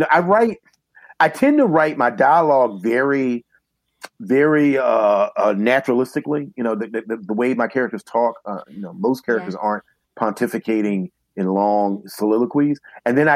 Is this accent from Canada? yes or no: no; the South, United States; being a Southerner and growing up in a Southern environment